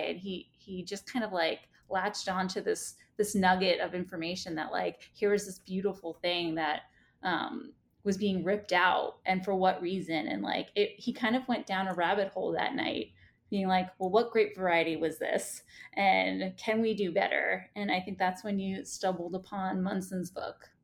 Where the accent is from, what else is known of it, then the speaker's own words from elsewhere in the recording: New York City, New York, United States; born and raised in Staten Island